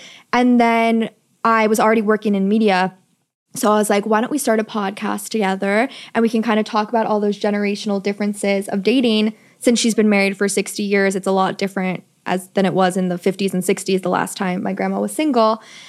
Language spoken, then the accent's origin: English; New York City, New York, United States; I'm 27. I'm from New York City